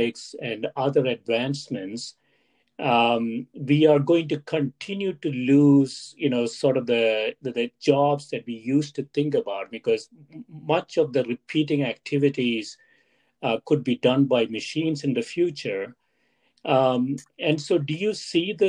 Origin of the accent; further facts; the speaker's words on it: India; moved away; When I was growing up in India, Stephanie, my undergraduate program there